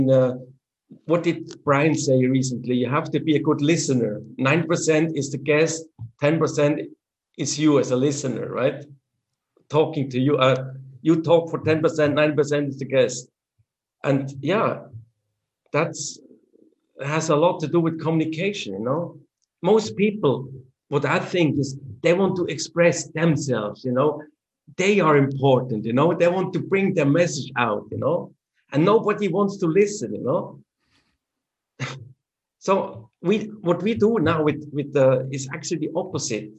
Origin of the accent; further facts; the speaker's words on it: Switzerland; English is a second language; even within our country, we have three main languages. That's German, French, and Italian.